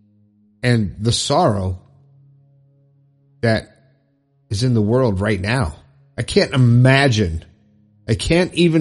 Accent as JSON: {"language": "English", "region": "Florida", "country": "United States", "tie": "born or raised there", "said": "My home state."}